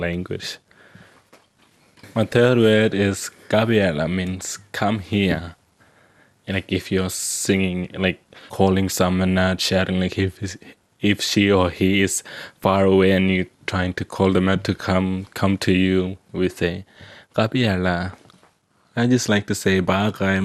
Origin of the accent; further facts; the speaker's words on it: Ngukurr community, southeast Arnhem Land, Northern Territory, Australia; I'm from Nuka community, southeast of Arnhem Land. I speak Mara.